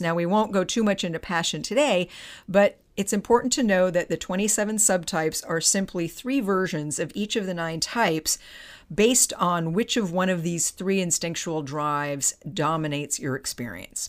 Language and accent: English; Palo Alto, California, United States; my hometown of Palo Alto